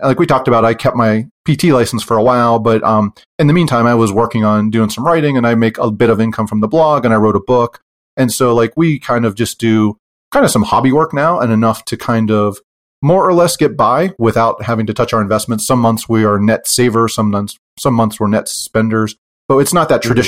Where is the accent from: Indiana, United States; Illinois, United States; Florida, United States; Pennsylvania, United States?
Pennsylvania, United States; moved away as an adult; now in Utah, United States; I'm from Pennsylvania and we moved to Utah after I retired